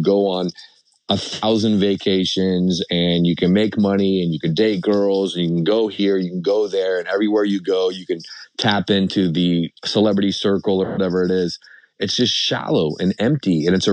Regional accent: Seattle, Washington, United States; moved away; also born or lived in Las Vegas; I'm from Seattle

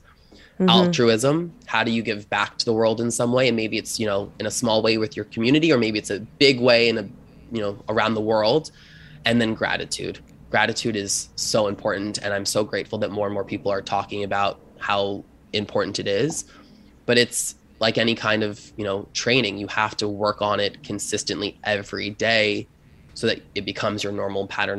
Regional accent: Long Island, New York, United States; I grew up poor on Long Island.

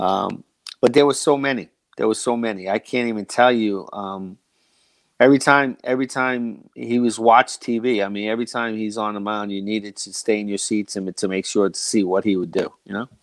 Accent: United States; I'm from the New Jersey, New York area

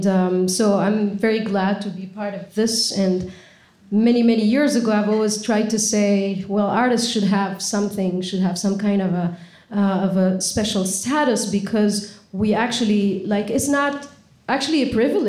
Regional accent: Tunisia; moved away as an adult; now in United States; I'm from Tunisia

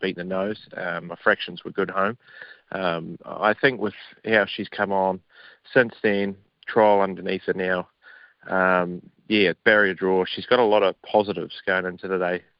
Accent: New Zealand; moved away; back at home

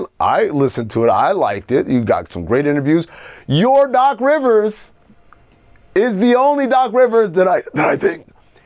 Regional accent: Encino, California, United States; that's how we used to do it back in where I grew up in Encino.

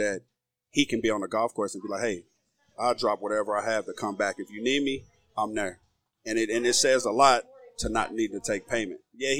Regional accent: Oklahoma, United States; growing up in Oklahoma

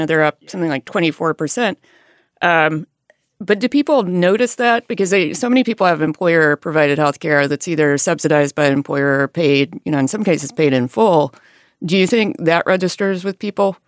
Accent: Alabama, United States; moved away; I grew up in a rural area in Alabama

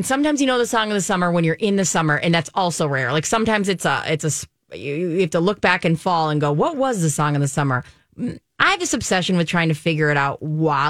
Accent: Germany; And like growing up in Germany, that was a big, I mean, that was a cultural, that was constant, right?

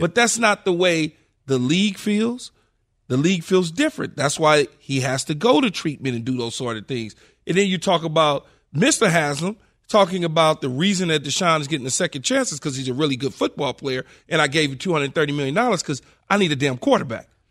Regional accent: Los Angeles, California, United States; Growing up in South Central Los Angeles as a kid

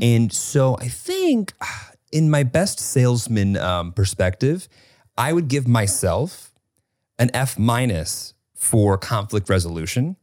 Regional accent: United States; as the American

